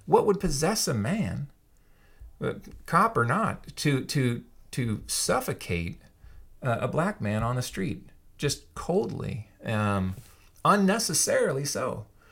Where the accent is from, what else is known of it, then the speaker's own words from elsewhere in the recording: Yakima, Washington, United States; I grew up in Yakima for the most part